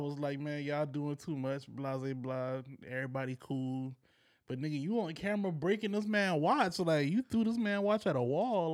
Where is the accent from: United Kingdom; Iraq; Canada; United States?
United States; as an American